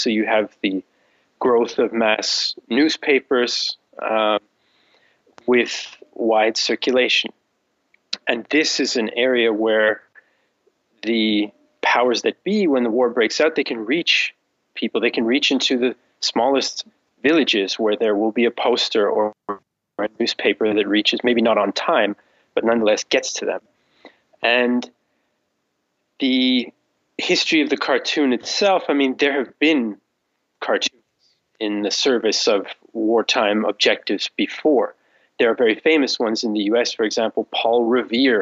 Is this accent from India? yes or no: no; Canada; moved away as an adult; now in Vienna, Austria; I'm based in Vienna, in Austria, but I'm originally from Canada